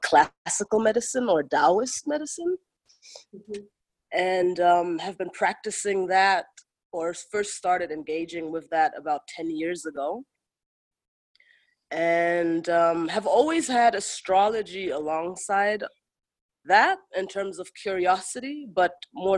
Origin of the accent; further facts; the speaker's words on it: Kilimanjaro, Tanzania; moved away as an adult; also born or lived in Germany; now in United States; I'm from Tanzania and Germany. And I grew up in Tanzania at the foot of Mount Kilimanjaro, amongst my people who are the Chaga people